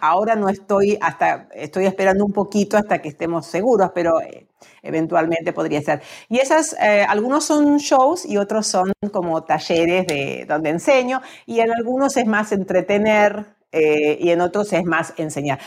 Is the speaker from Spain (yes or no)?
no; Argentina; moved away as an adult; en mi país tenemos el tango, pero también tenemos las danzas folclóricas que son más como regionales